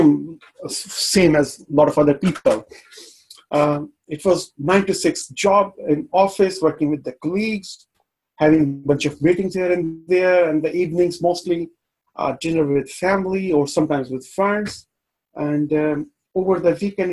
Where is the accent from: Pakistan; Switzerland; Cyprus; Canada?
Pakistan; now in London, United Kingdom; Originally, I'm from Pakistan, still have very strong ties there.